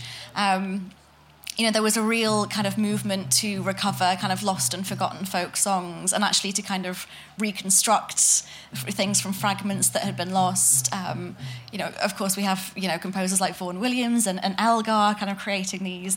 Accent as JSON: {"language": "English", "town": "Manchester", "region": "North West England", "country": "United Kingdom", "said": "I'm from Manchester"}